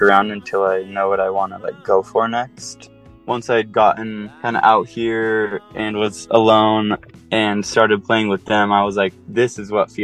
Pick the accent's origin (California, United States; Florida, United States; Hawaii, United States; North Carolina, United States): Hawaii, United States; Oahu; moved away as an adult; now in Salt Lake City, United States; I grew up on Oahu.